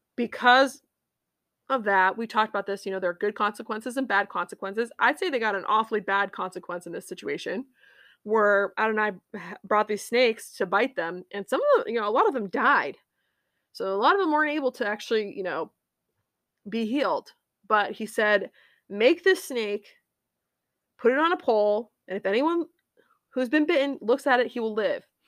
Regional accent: United States; being an American is important to me

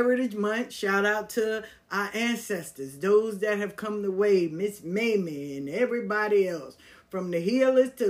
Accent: New York City, New York, United States; Growing up in South Jamaica, Queens

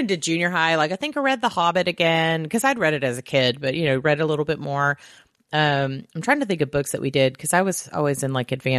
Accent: the South, United States; Yeah, I grew up in the South, and so I knew people were awful

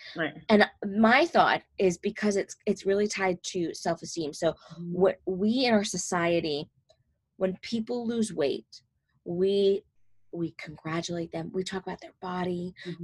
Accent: New Jersey, United States; I'm from North Jersey

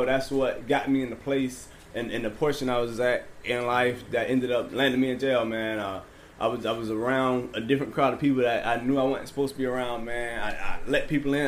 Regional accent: Savannah, Georgia, United States; I'm from Hudson here

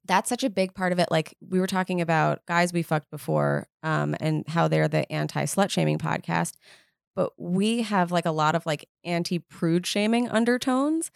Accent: New York City, New York, United States; I grew up in Manhattan

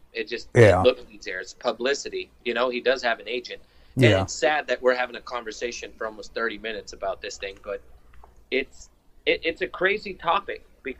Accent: New York, United States; We're from New York.

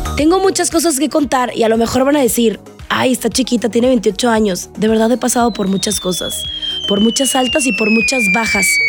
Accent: Navojoa, Sonora, Mexico; soy sonorense, orgullosamente de Navojoa, Sonora

